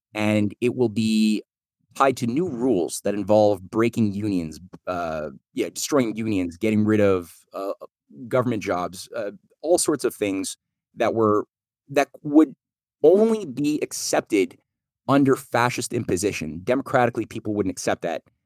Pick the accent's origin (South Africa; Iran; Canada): Canada; I'm Canadian